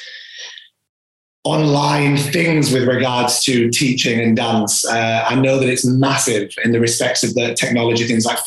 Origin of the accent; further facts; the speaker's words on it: York, Yorkshire and the Humber, United Kingdom; I am from York, North Yorkshire